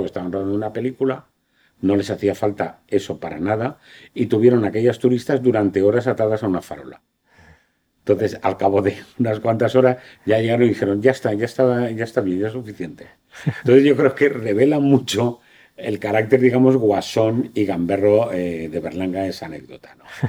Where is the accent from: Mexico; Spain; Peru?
Spain